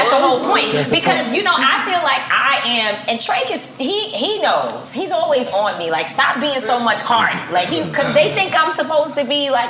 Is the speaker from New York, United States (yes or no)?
yes; New York City, New York, United States; I grew up in Harlem, in Manhattanville housing projects. Going to the mosque number 7 was the thing to do.